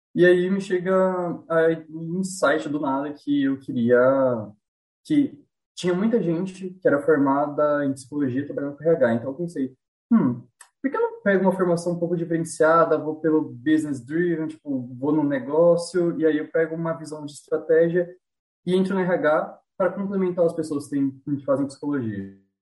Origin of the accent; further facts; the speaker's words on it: near the Minas Gerais border, interior of São Paulo, Brazil; eu sou de uma cidadezinha do interior aqui de São Paulo, é, divisa com Minas aqui